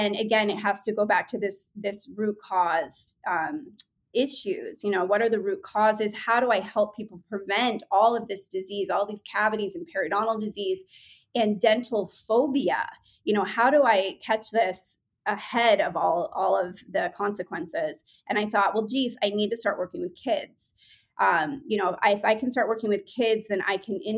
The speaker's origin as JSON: {"language": "English", "region": "New England", "country": "United States", "tie": "born or raised there", "said": "I grew up in New England and I was always an art kid"}